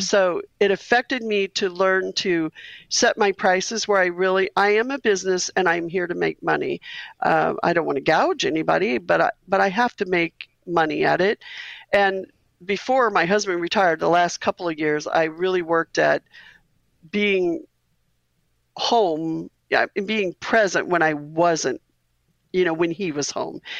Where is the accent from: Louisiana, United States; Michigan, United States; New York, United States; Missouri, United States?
Missouri, United States; We're both from Missouri